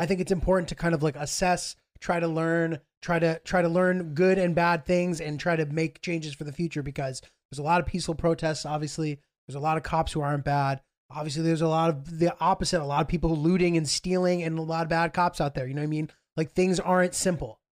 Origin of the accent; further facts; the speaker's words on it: New York, United States; I'm from New York